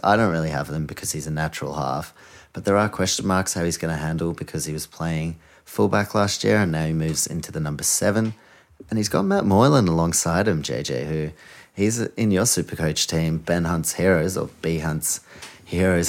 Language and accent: English; Auckland, New Zealand; I'm from Auckland